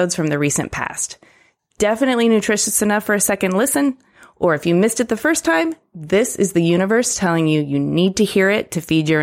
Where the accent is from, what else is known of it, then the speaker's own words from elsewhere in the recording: Ypsilanti, Michigan, United States; I'm a Midwestern kid, too. I grew up in Ypsilanti, yeah. Michigan.